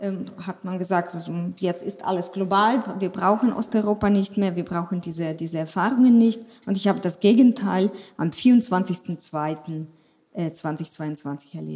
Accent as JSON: {"language": "German", "town": "Chernivtsi", "region": "Chernivtsi Oblast", "country": "Ukraine", "tie": "born or raised there", "first_language": "Ukrainian", "second_language": "German", "moved": "yes", "lives_now": "Germany", "said": "Das gab es schon, aber wir waren alle ukrainischsprachig. Und ich bin in der Ukraine dann aufgewachsen. Und als ich hierher kam, kam ich, habe ich Fragen zu hören bekommen, ist Sibirien von der Ukraine weit, weit entfernt?"}